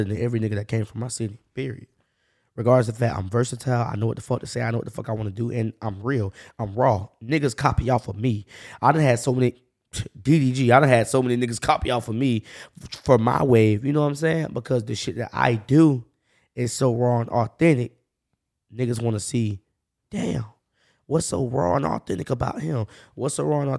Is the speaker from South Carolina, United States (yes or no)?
no; Jacksonville, Florida, United States; I grew up on the north side